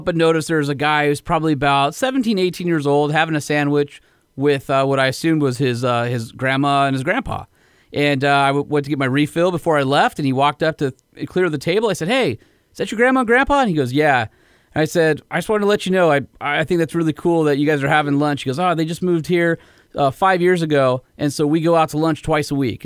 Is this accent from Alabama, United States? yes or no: no; Huntington Beach, California, United States; I grew up in Huntington Beach. I still live